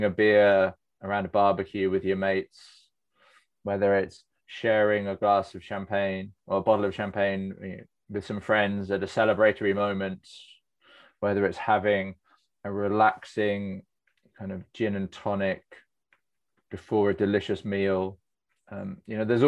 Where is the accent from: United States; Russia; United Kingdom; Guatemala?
United Kingdom; Cornwall, South West England; I grew up in Cornwall